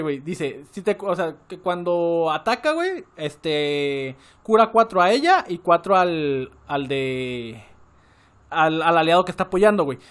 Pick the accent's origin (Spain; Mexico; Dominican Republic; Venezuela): Mexico; Guadalajara, Jalisco; Yo era de Guadalajara, eh, bueno, soy de Guadalajara